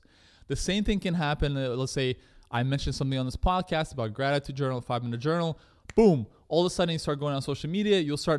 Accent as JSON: {"language": "English", "country": "Russia", "moved": "yes", "lives_now": "Canada", "said": "I come from, you know, I'm an immigrant from Russia. My parents immigrated to Canada."}